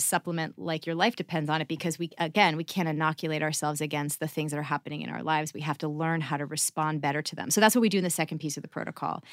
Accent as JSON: {"language": "English", "region": "Massachusetts", "country": "United States", "tie": "born or raised there", "moved": "yes", "said": "I grew up in Massachusetts"}